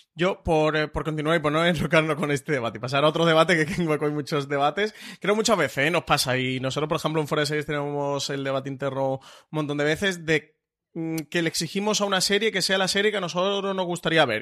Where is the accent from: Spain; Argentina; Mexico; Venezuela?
Spain; nosotros como público español